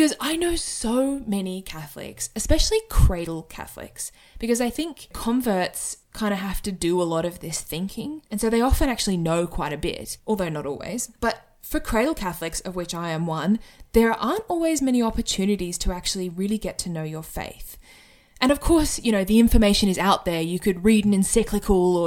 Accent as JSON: {"language": "English", "town": "Sydney", "region": "New South Wales", "country": "Australia", "moved": "as an adult", "lives_now": "Brisbane, Australia", "said": "I currently live in Brisbane in Australia, although I am originally from Sydney."}